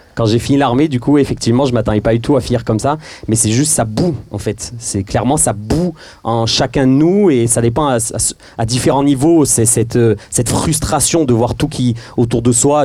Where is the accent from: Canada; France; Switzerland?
France; Marseille, Provence-Alpes-Côte d'Azur; on est Marseillais